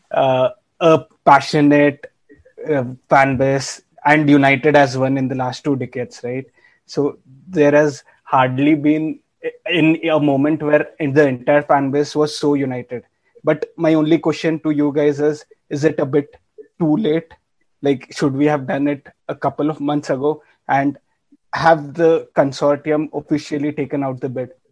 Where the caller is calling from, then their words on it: India; I am … from India.